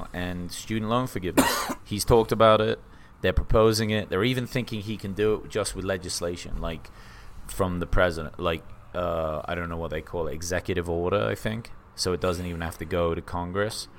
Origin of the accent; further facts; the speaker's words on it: England, United Kingdom; now in United States; I'm English